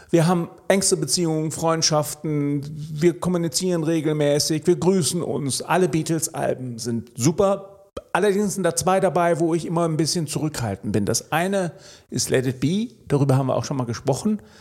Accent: Melbourne, Victoria, Australia; born there; ja, ich bin in Melbourne geboren. Insofern äh, habe ich ein australisches Herz. Aber ähm, ein deutscher Pass.

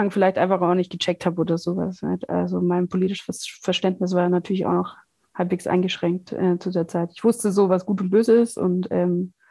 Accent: Bavaria, Germany; halt Bayern ist so äh, da, wo ich aufgewachsen bin, es ist ein ganz kleines Dorf in Schwaben, Bayerisch-Schwaben, äh, Donauschwaben

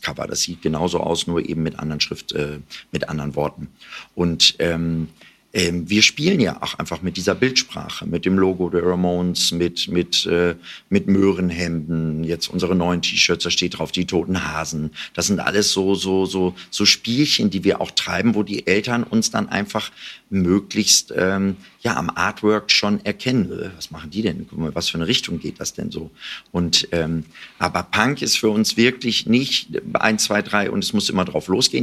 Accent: Jöllenbeck, North Rhine-Westphalia, Germany; Das ist meine Heimatstadt

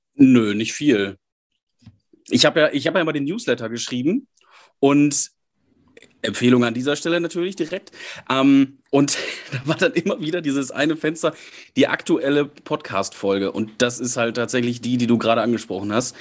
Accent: Münsterland, North Rhine-Westphalia, Germany; now in Essen, Germany; Ich komme aus dem Münsterland, wohne jetzt im Ruhrgebiet

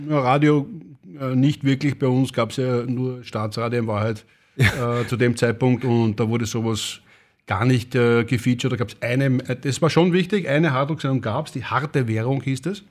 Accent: Vienna, Austria; bin ein richtiger Wiener und ich bin geboren 68.

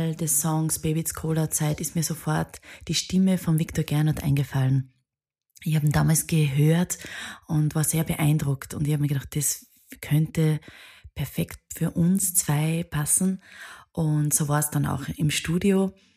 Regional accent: Bad Aussee, Styria, Austria; Viele aus meiner Heimat. Ich bin aus Bad Aussee.

